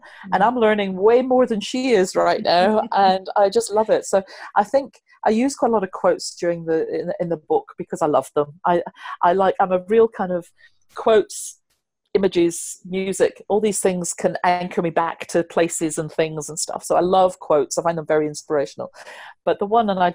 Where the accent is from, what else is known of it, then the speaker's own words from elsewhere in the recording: United Kingdom; I'm so British